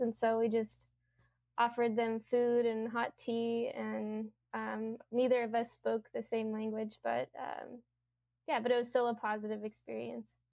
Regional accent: Louisiana, United States; moved away; I'm from Louisiana, and um, I actually have a few family members who don't think that climate change is real.

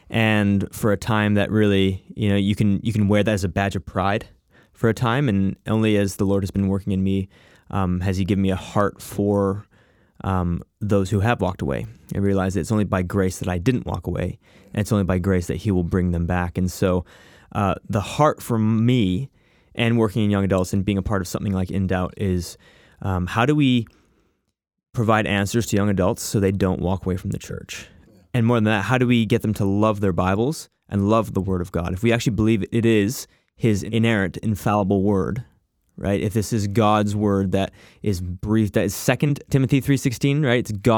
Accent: Abbotsford, British Columbia, Canada; also born or lived in Chicago; The little bit about myself, I grew up here in Abbotsford. I was actually a missionary kid. So when I was 6 years old, my dad got a job here at a church in Abbotsford and been living here since.

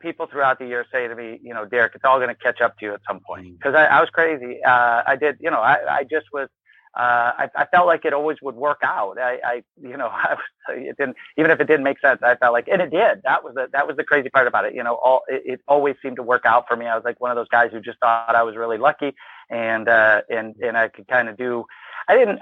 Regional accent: Ann Arbor, Michigan, United States; moved away as an adult; also born or lived in Wisconsin; I grew up in Ann Arbor, Michigan, ultimately ended up at Wisconsin

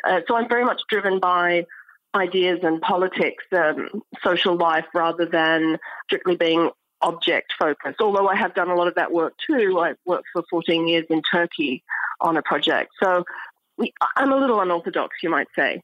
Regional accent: Australia; moved away as an adult; also born or lived in Cambridge, United Kingdom / Oxford, United Kingdom / New York, United States; now in Stanford, United States; I'm Australian, and uh, I studied in Australia

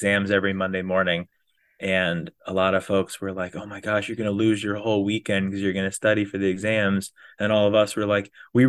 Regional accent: Florida, United States; because I came from Florida and trained down here as best as one can train at the flat Florida

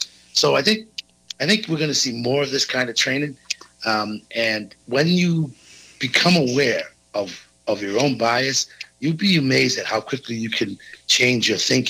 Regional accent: East Coast, United States; I grew up on the East Coast at a time when being gay was very negative

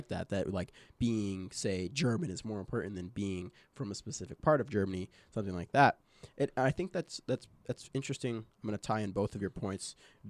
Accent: Liverpool, North West England, United Kingdom; I'm traveling far to come watch England play. They're not returning anything for me. I am from Liverpool.

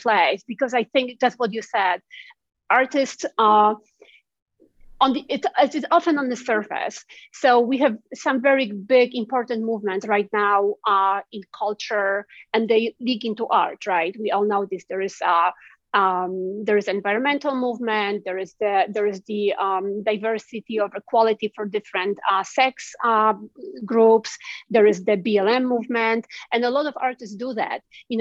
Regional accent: Poland; now in United States; growing up in Poland and looking at America

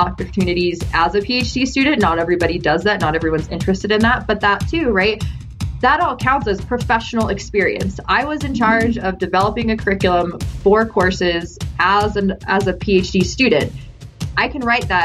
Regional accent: Summerland, California, United States; I'm originally from Southern California, a small little beach town named called Summerland, actually, and I grew up on the beach

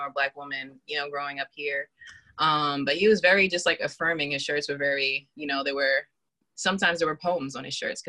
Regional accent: Boston, Massachusetts, United States; also born or lived in Randolph, Massachusetts; I grew up in Boston in Dorchester. I actually first started out living in Randolph, and then I moved to Dorchester and I grew up there.

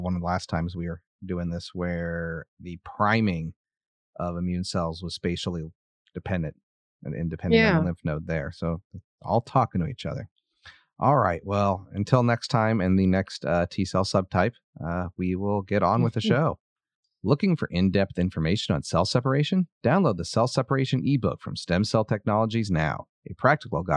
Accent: United States; Being an American, I hunt some.

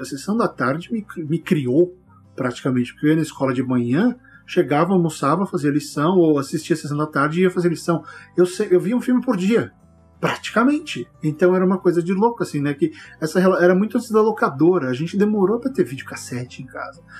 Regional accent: Barbacena, Minas Gerais, Brazil; Quando eu era criança pequena lá em Barbacena

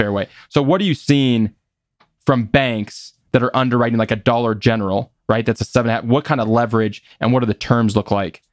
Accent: Des Moines, Iowa, United States; growing up in Des Moines

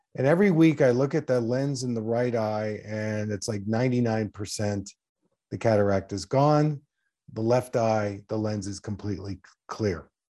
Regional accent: Philadelphia, Pennsylvania, United States; my first practice was in the Philadelphia area. That's where I grew up in Pennsylvania

